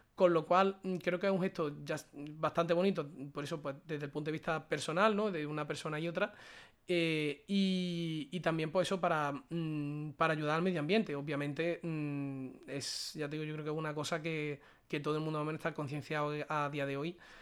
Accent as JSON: {"language": "Spanish", "area": "a small town in Córdoba", "region": "Andalusia", "country": "Spain", "also_born_or_lived": "Málaga", "said": "lo estoy pasando en mi casa, que es un pueblecito de Córdoba. En mi pueblo"}